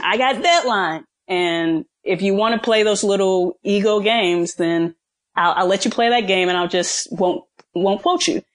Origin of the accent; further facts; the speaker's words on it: Midwest, United States; moved away; I'm from the Midwest